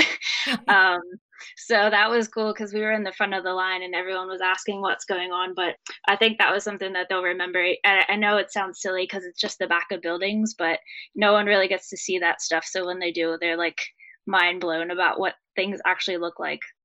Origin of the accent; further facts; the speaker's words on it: New Jersey, United States; We are from New Jersey